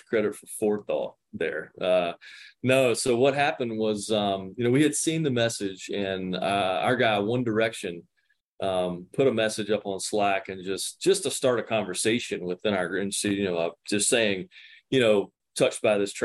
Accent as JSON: {"language": "English", "town": "Wilson", "region": "North Carolina", "country": "United States", "tie": "born or raised there", "lives_now": "Cary, United States", "said": "I'm an Eastern North Carolina boy, was named after Parker's Barbecue in my hometown of Wilson, North Carolina"}